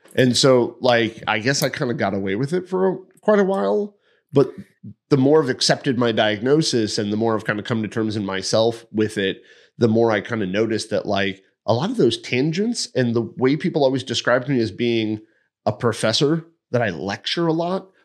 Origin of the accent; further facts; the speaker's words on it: East Hartford, Connecticut, United States; moved away as an adult; I'm from East Hartford